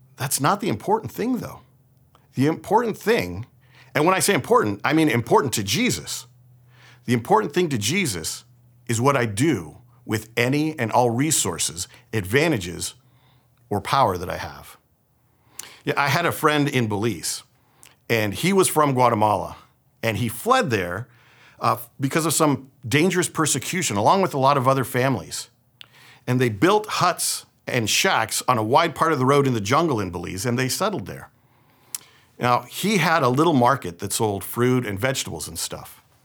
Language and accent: English; San Francisco, California, United States; I was born here in San Francisco and raised here in the Bay Area